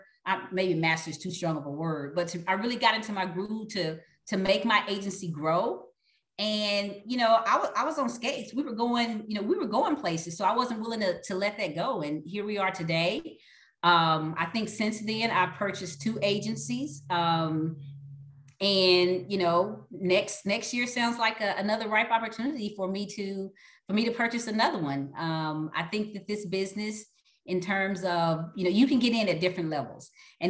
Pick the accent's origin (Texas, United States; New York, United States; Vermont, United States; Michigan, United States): Texas, United States; you know, it's kind of like I am from Texas. So I'll say, you got to go home, you got to go big.